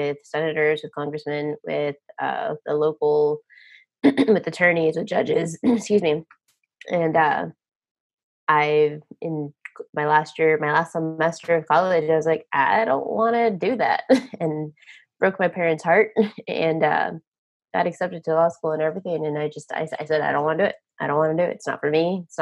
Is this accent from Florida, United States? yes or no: no; Texas, United States; moved away as an adult; also born or lived in Las Vegas, Nevada; Born and raised in Texas